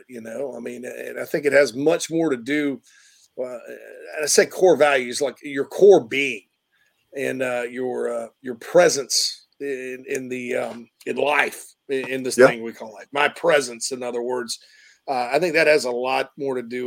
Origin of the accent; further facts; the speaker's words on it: Spartanburg, South Carolina, United States; The Berg, my hometown